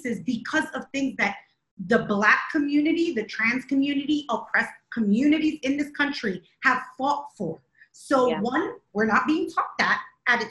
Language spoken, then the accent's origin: English; New York City, New York, United States; I'm from New York City.